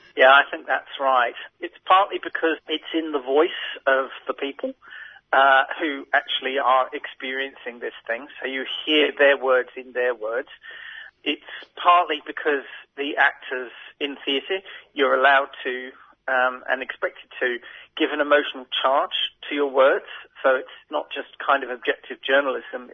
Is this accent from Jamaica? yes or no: no; Australia; as an Australian